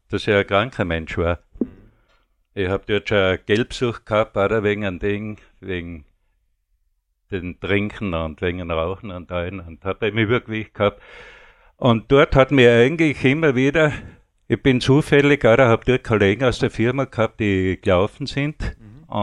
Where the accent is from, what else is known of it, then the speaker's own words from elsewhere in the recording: Styria, Austria; moved away; Ich bin 58, bin ich von Steiermark nach Vorarlberg gekommen und habe da immer Arbeit angenommen